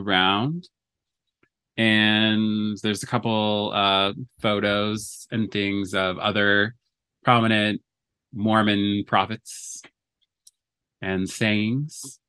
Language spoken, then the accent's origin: English; Alberta, Canada; now in Los Angeles, United States; I was born in Canada. I have dual citizenship, so I am a Canadian and a U S citizen. I was born in Alberta